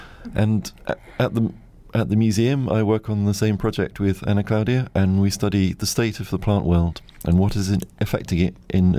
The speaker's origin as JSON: {"language": "English", "country": "United Kingdom", "tie": "born or raised there", "also_born_or_lived": "Chiswick, London / Mortlake, London", "lives_now": "Kent, United Kingdom", "said": "I'm English. I grew up just outside London"}